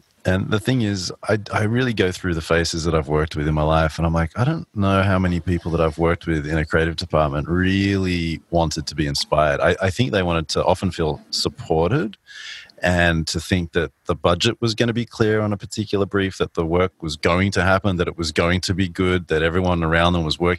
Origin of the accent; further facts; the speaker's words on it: Australia; moved away; also born or lived in New York; growing up in Australia, moving to New York taught me about different ways of working